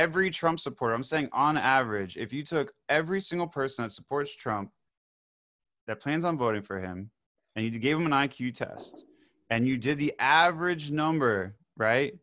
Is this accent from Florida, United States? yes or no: yes; Davie, Florida, United States; I grew up in Davie where it's, like, conservative city